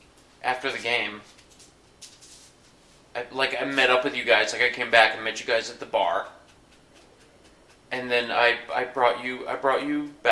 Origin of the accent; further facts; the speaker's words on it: Connecticut, United States; I grew up in Connecticut